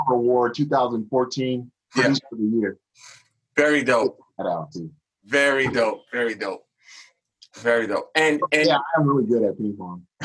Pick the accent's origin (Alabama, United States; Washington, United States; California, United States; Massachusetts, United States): Washington, United States; Tacoma; I was born and raised in the Tacoma, Washington area. Um, that's the small city just outside of Seattle.